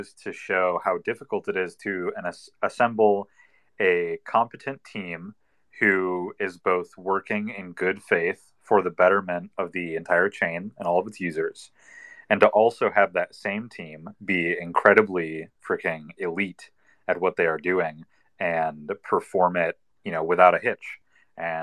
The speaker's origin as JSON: {"language": "English", "region": "Michigan", "country": "United States", "tie": "born or raised there", "also_born_or_lived": "New York City", "moved": "as an adult", "said": "my home state of Michigan"}